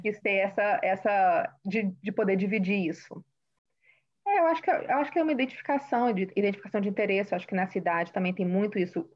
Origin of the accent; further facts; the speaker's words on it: Vitória, Espírito Santo, Brazil; moved away as an adult; now in Massachusetts, United States; cresci em Vitória, como Carla disse, e hoje eu moro no estado de Massachusetts, nos Estados Unidos